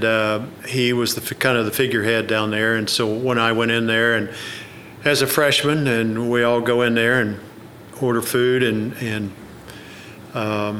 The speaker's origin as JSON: {"language": "English", "town": "Oklahoma City", "region": "Oklahoma", "country": "United States", "tie": "born or raised there", "said": "I grew up in Oklahoma City, where I was born"}